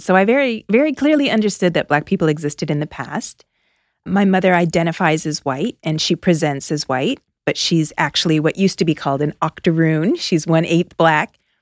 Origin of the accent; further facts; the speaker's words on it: outside of Toronto, Ontario, Canada; moved away as an adult; also born or lived in Philadelphia; now in United States; I grew up outside of Toronto.